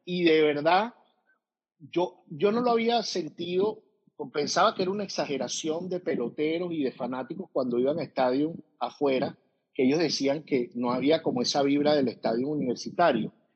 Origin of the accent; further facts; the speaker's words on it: Venezuela; moved away; somos venezolanos